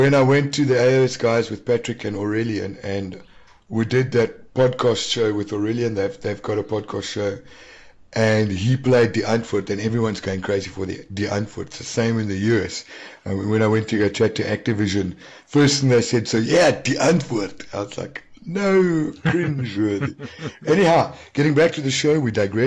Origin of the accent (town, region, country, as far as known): South Africa; accent: South African